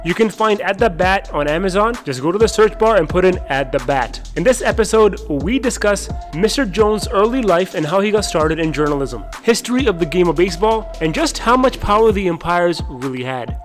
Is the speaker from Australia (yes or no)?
no; Toronto, Ontario, Canada; moved away as an adult; now in Dallas, United States; I'm from Toronto